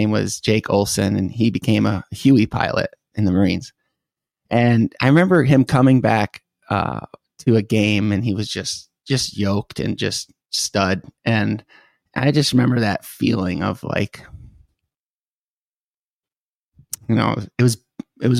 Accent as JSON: {"language": "English", "town": "Chesterfield", "region": "Michigan", "country": "United States", "tie": "born or raised there", "also_born_or_lived": "Grosse Pointe, Michigan / St. Clair Shores, Michigan / Detroit, Michigan", "moved": "yes", "said": "I was born in St. Clair Shores, and then we moved around the Metro Detroit area, ended up on a lake in Chesterfield, Michigan, Lake St. Clair."}